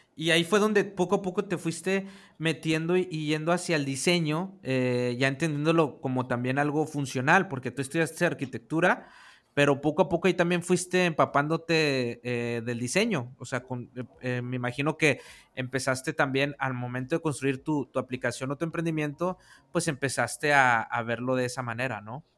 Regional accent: northern Mexico, Mexico; del norte de allá de donde, de donde yo soy, del norte de México

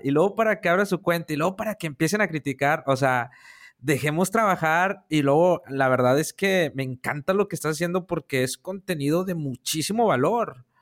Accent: Monterrey, Nuevo León, Mexico; yo acá en mi tierra de Monterrey

